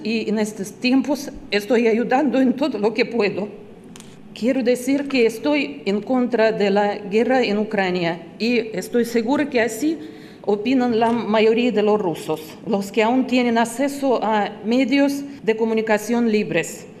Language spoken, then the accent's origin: Spanish; Russia; Spanish is a second language; moved away as an adult; now in Málaga, Spain; yo soy rusa, nacido en Rusia